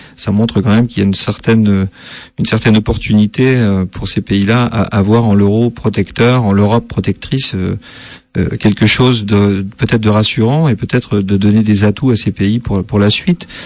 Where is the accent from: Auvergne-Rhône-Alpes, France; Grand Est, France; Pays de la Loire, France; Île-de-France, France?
Grand Est, France; Metz; also born or lived in Nancy / Saarbrücken; je suis né à Metz, donc je, suis d'origine vosgienne